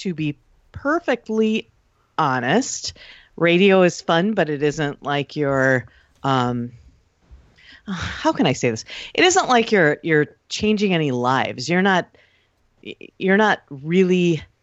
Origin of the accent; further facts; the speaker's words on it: Wausau, Wisconsin, United States; also born or lived in Milwaukee / Rhinelander; Born in Milwaukee, but raised in Wausau. Moved to Rhinelander in high school, late junior year, so I'm actually a hodag. But really, Wausau is my hometown